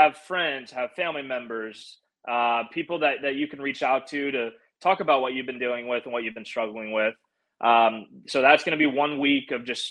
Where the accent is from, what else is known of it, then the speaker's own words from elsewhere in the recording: St. Louis, Missouri, United States; now in Nashville, United States; I grew up in St. Louis